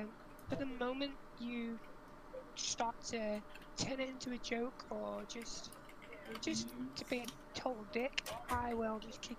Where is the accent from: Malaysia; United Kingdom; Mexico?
United Kingdom; Liverpool, North West England; I'm from Liverpool